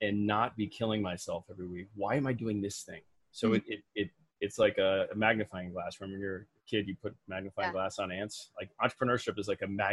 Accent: Midwest, United States; I was raised in the Midwest

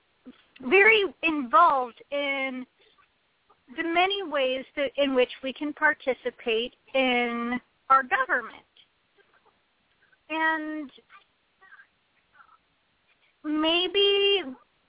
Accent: United States; I was born in this country and I grew up being taught about the rights and responsibilities of being an American citizen

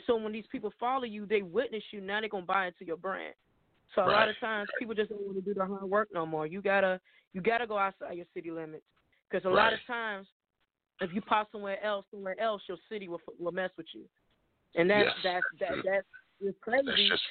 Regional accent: Chicago, Illinois, United States; I'm from Chicago

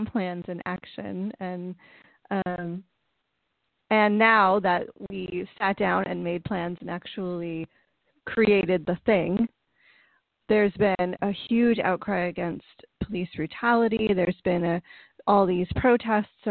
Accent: United States; I was raised in the United States

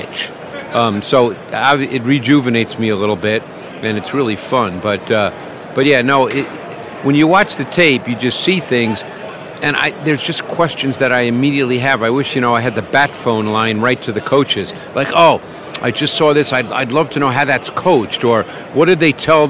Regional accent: New York City, New York, United States; I grew up in Queens in New York

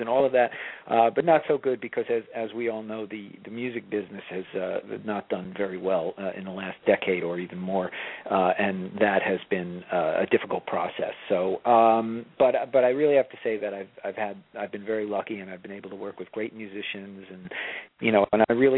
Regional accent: Long Island, New York, United States; also born or lived in Baltimore; I grew up on Long Island

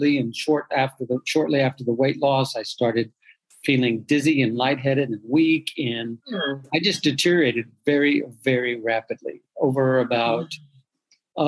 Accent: Dallas, Texas, United States; I was born and raised in and around Dallas, Texas

